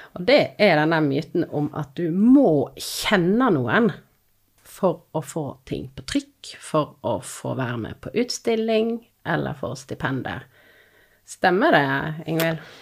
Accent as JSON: {"language": "Norwegian", "town": "Odda", "region": "Vestland", "country": "Norway", "also_born_or_lived": "Finnmark / London", "moved": "yes", "lives_now": "Voss, Norway", "said": "Jeg er fra Odda. Har tidligere bodd i Finnmark, og nå bor jeg på Voss"}